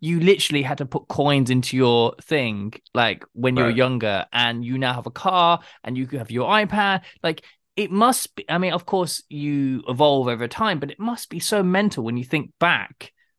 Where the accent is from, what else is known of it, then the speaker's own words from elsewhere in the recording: Plymouth, Massachusetts, United States; Plymouth, my hometown. That's why I love it.